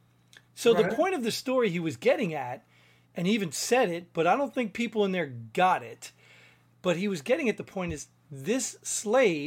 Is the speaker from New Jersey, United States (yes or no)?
yes; New Jersey, United States; I grew up in Jersey, and most of my friends were black